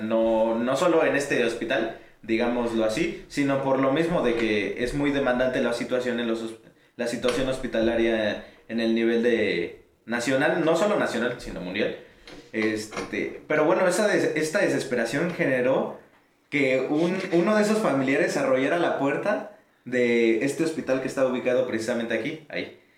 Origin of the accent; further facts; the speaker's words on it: Mexico; also born or lived in Pantitlán, Mexico City / Ecatepec, State of Mexico; yo crecí en Pantitlán y en Ecatepec a la vez